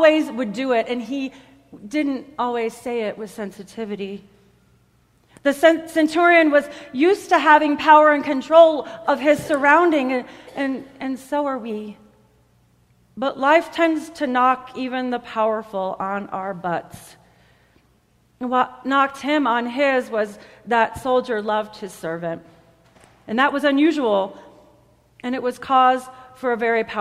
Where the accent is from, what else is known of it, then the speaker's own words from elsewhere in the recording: United States; I am an American